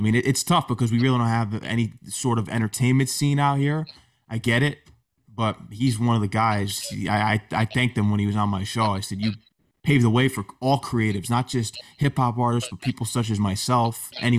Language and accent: English; Connecticut, United States; I'm from Connecticut, so I'm going for UConn.